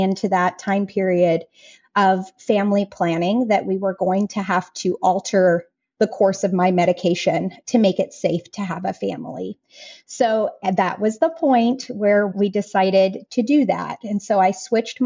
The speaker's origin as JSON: {"language": "English", "region": "Colorado", "country": "United States", "tie": "born or raised there", "moved": "as an adult", "said": "the place that I was born and raised in Colorado"}